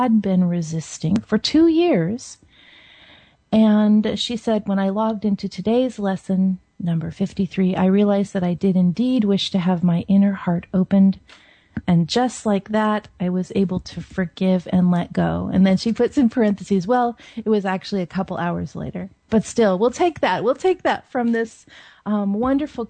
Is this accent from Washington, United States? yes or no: yes; Seattle, Washington, United States; I grew up in Seattle